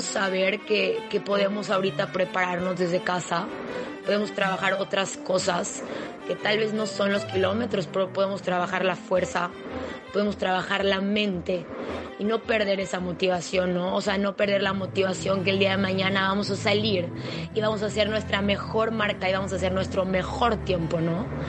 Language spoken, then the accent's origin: Spanish; Mérida, Yucatán, Mexico; soy de Mérida, Yucatán